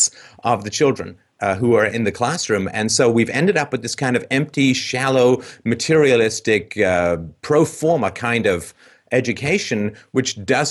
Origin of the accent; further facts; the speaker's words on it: England, United Kingdom; I grew up in England